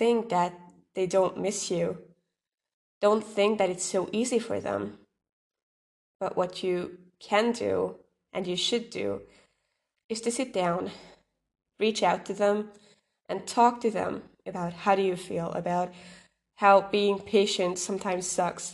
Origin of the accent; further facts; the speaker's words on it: Hungary; I am from Hungary